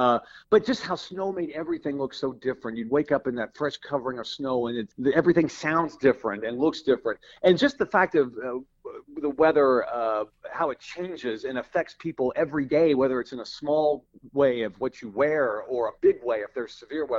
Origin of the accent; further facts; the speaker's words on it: Louisville, Kentucky, United States; moved away; when I was a kid and I grew up in Louisville, Kentucky